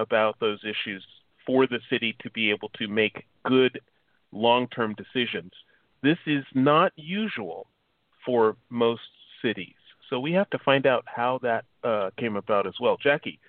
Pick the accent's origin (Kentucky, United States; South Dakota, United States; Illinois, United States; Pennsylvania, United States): Illinois, United States; Chicago; now in California, United States; I'm originally from Chicago. And so being from the Midwest